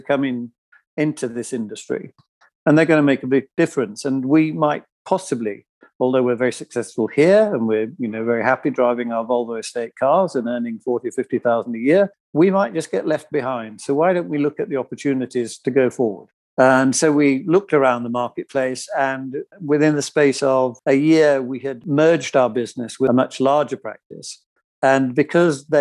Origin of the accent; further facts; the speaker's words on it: Yorkshire and the Humber, United Kingdom; I'm from Yorkshire